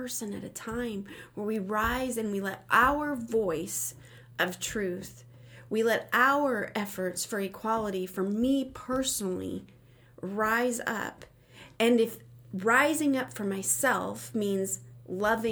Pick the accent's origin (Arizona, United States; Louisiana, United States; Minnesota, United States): Arizona, United States; Phoenix; I grew up in Phoenix